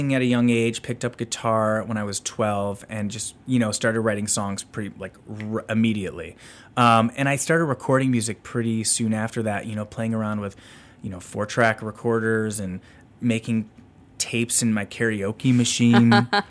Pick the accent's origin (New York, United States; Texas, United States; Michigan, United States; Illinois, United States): Illinois, United States; Northbrook; now in Deerfield, United States; I grew up in Northbrook.